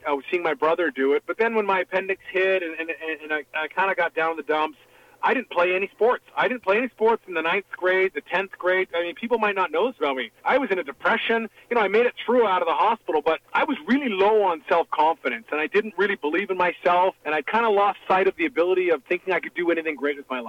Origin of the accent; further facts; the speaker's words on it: Canada; also born or lived in Hamburg, Germany; coming as a Canadian